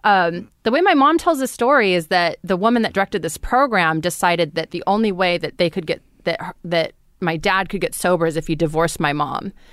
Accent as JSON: {"language": "English", "town": "Fresno", "region": "California", "country": "United States", "tie": "born or raised there", "said": "I grew up in Fresno, California"}